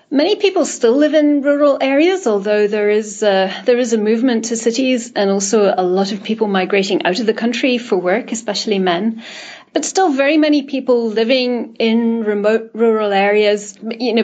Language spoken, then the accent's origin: English; Edinburgh, Scotland, United Kingdom; moved away as an adult; also born or lived in Africa / Nepal; now in Washington, D.C., United States; I'm originally from Edinburgh in the UK, but I actually have not lived there for a long time. I spent a while working in Africa before I came to the US to join WWF. And then for 5 years, more recently, I was working in Nepal